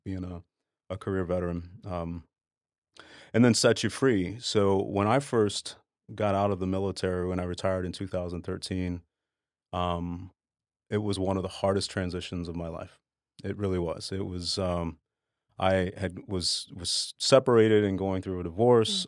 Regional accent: Dallas, Texas, United States; moved away as an adult; I grew up in Dallas. Um, born and raised there until I joined the military.

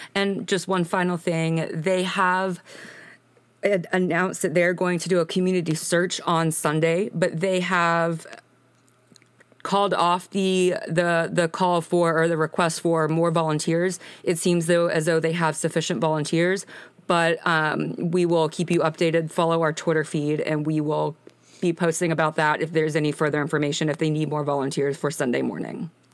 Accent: Birmingham, Alabama, United States; I am from Birmingham, Alabama

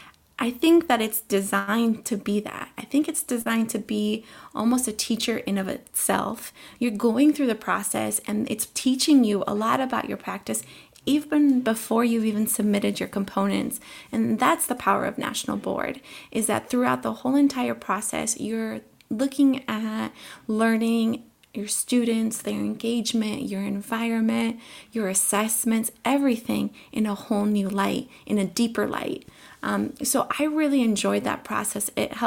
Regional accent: Colombia; born there; first language Spanish; English is a second language; moved away; I was born in Colombia. And at home, my family was really good about making sure that we all kept speaking Spanish and we were tied to our roots.

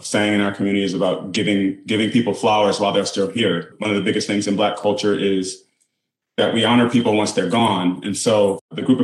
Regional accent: Detroit, Michigan, United States; I grew up in the suburbs of Detroit

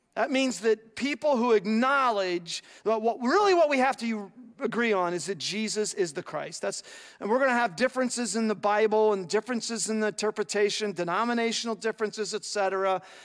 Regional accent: United States

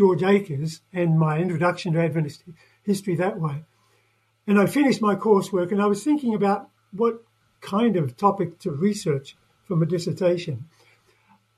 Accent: New Zealand; moved away; I'm a Kiwi, yeah, from New Zealand

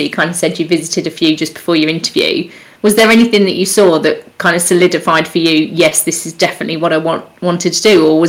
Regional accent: Abu Dhabi, United Arab Emirates; born there; I do remember, actually, because I was born out in Abu Dhabi

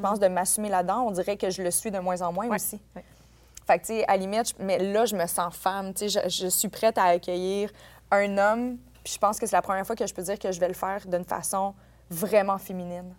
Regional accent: Quebec, Canada; en tant que Québécois

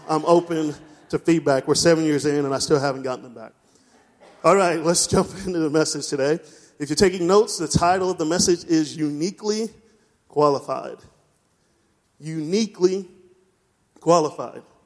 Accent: East Coast, United States; moved away; I'm from the East Coast

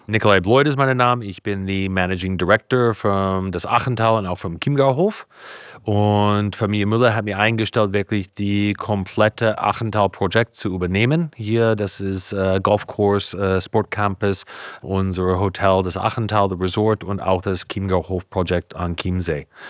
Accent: Napa, California, United States; German is a second language; moved away as an adult; now in Bavaria, Germany; Ich bin geboren in Kalifornien, in einem kleinen Ort heißt Napa

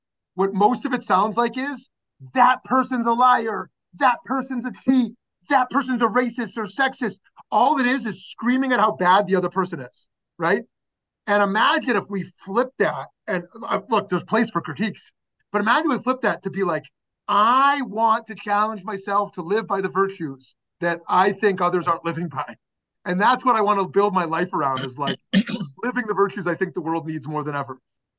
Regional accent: Canada; Happy being a Canadian day, because it's great to be Canadian.

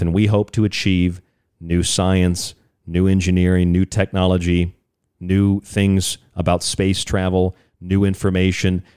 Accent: Florida, United States; I'm from Florida

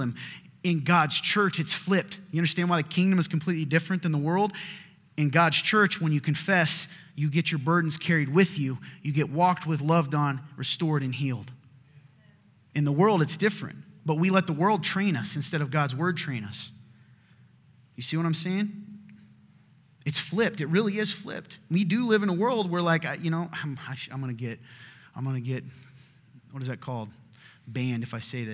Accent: the South, United States; my family, we're from the South

